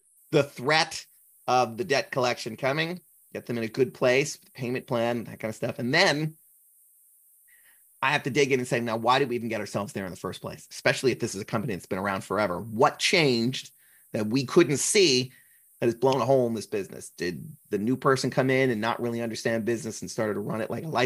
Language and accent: English; New Jersey, United States; I'm from New Jersey